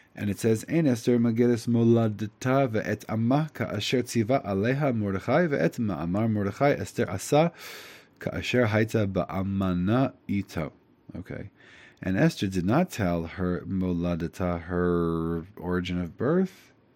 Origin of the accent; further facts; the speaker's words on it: United States; I'm an Ashkenazi from America.